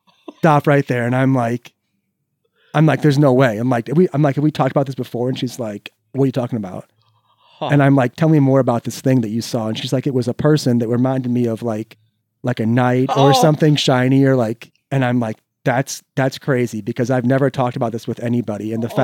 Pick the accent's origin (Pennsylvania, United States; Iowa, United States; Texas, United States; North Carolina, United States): Iowa, United States; Cedar Falls; So I was actually born in Cedar Fall